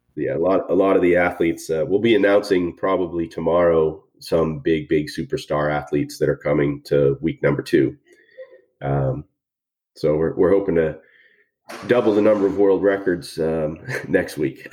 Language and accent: English; Boston, Massachusetts, United States; moved away; also born or lived in Houston; I'm originally from Boston